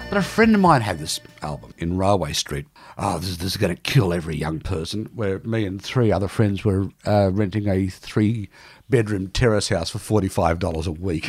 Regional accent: Newcastle, New South Wales, Australia; born or raised there; moved away

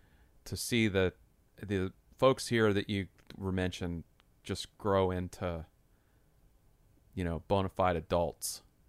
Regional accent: Atlanta, Georgia, United States; I'm from Atlanta.

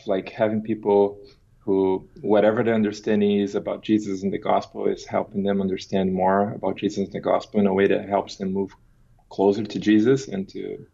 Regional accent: Brazil; moved away as an adult; also born or lived in Turkey / Paraguay; now in Phoenix, United States; So I was born and raised in Brazil, and I left Brazil when I was 18

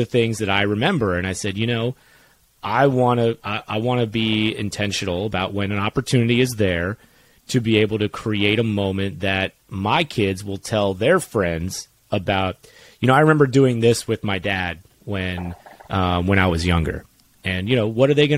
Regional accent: Sarasota, Florida, United States; we grew up in Sarasota, Florida

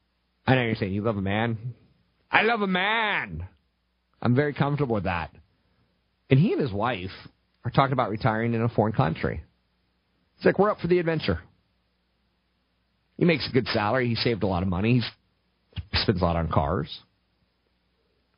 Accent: United States; I'm American

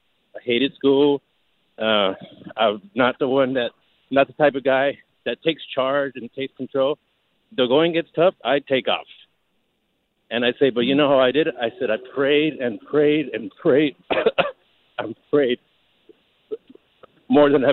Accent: Los Angeles, California, United States; I grew up in East L.A.

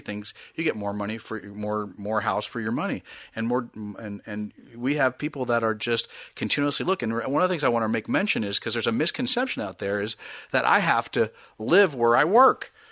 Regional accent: East Bay, California, United States; I grew up in the East Bay

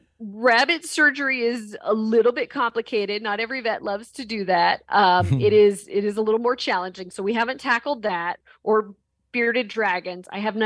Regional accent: Indianapolis, Indiana, United States; moved away as an adult; now in Texas, United States; And I grew up around Indianapolis.

